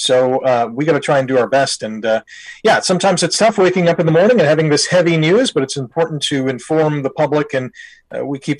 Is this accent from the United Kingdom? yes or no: no; Canada; being a Canadian